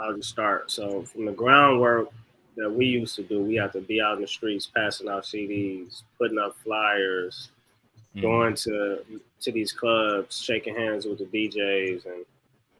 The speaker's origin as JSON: {"language": "English", "town": "Los Angeles", "region": "California", "country": "United States", "tie": "born or raised there", "said": "I'm just somebody from South Central"}